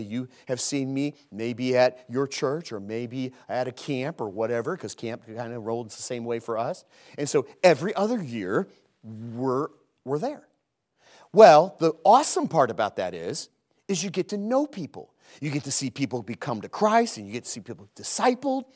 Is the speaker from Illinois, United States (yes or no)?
yes; Chicago, Illinois, United States; moved away as an adult; now in Lattimore, United States; We're from Chicago